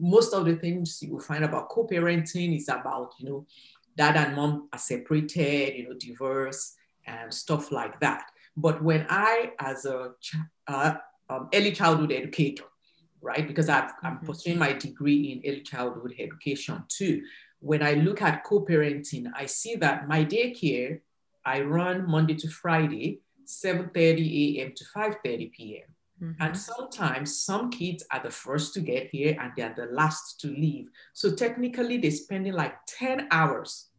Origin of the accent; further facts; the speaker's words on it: Nigeria; moved away as an adult; now in Canada; I'm originally from Nigeria, West Africa. So I relocated to Canada in 2004